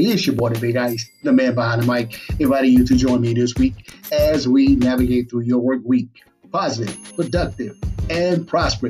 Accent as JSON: {"language": "English", "town": "Batesburg-Leesville", "region": "South Carolina", "country": "United States", "tie": "born or raised there", "said": "right here in my hometown, Batesburg and Leesville"}